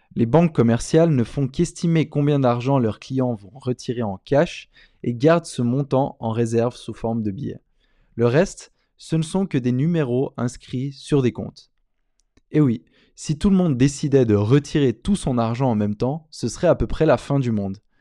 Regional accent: Switzerland; moved away; mon pays d'origine en Suisse

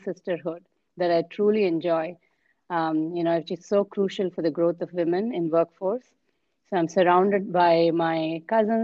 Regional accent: India; coming as an Indian, I have, official 22 official languages in India, and I follow like three, I can speak three.

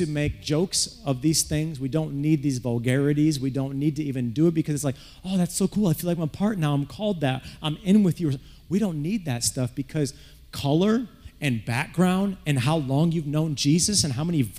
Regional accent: Flint, Michigan, United States; when I grew up in Flint

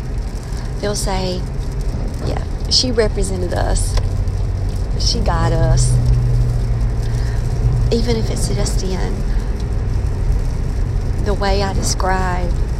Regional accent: Maxton, North Carolina, United States; moved away; I'm from Maxton

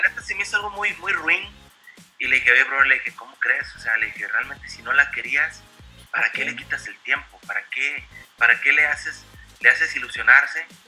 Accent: Mazatlán, Sinaloa, Mexico; now in United States; siendo de Mazatlán, siendo mexicano

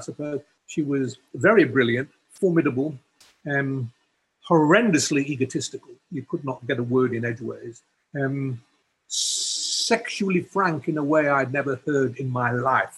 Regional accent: England, United Kingdom; growing up in England, at Cambridge

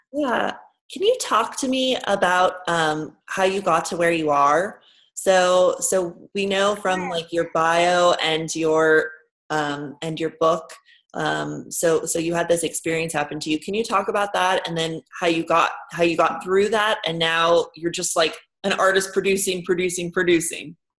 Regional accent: New York, United States; New Yorkers

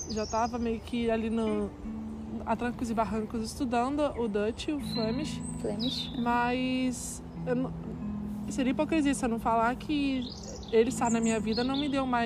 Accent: Brazil; moved away; a gente é brasileira

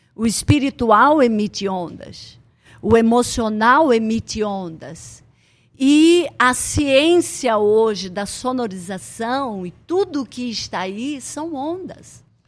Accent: Blumenau, Santa Catarina, Brazil; moved away as an adult; now in Amazonas, Brazil; Eu cheguei com 19 anos em Santa Catarina, sou de Blumenau

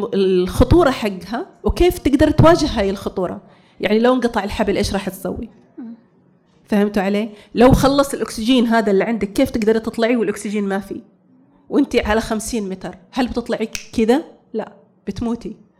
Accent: Saudi Arabia; also born or lived in United States / Bahrain; انا اول سعوديه تقود الدراجه الناريه

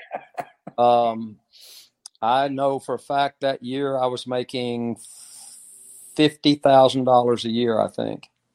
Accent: Oklahoma, United States; I grew up in Oklahoma

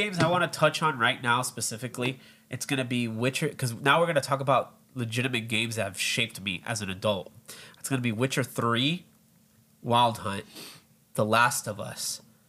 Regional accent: Miami, Florida, United States; we're from Miami.

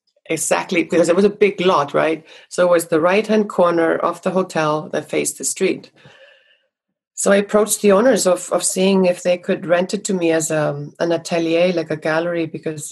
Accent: Iceland; now in Los Angeles, United States; growing up in Iceland with quite a dramatic nature

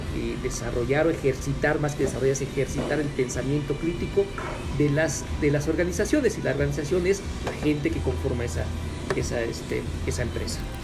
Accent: Mexico; como mexicanos

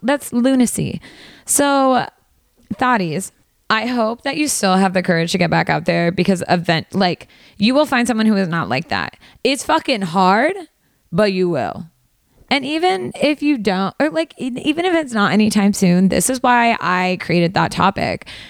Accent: Valley Girl, California, United States; accent: Valley Girl; my Valley Girl accent when I say Spanish words

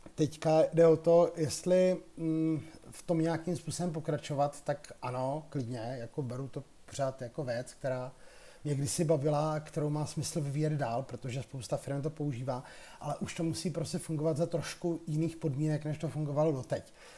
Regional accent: Czechia; my, kteří jsme tady z České republiky

